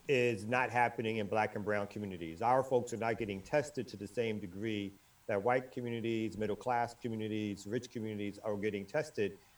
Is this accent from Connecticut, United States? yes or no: yes; Bridgeport, Connecticut, United States; I'm from Bridgeport. You gotta forgive Connecticut.